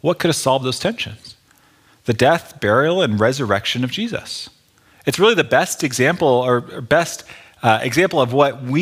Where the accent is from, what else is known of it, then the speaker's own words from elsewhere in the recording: United States; as California American evangelical Protestants